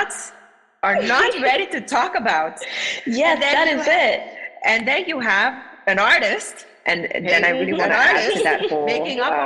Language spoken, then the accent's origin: English; Aruba; we were both born and raised on Aruba